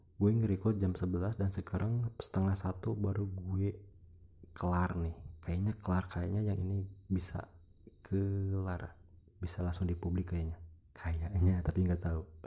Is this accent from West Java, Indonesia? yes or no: yes; Ciamis, West Java, Indonesia; Gue orang Ciamis Jawa Barat Indonesia